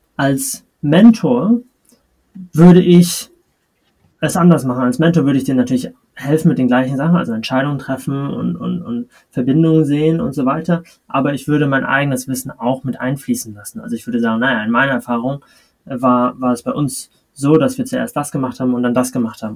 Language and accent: German; Kiel, Schleswig-Holstein, Germany; moved away; also born or lived in Madrid, Spain; meine Heimatstadt ist Kiel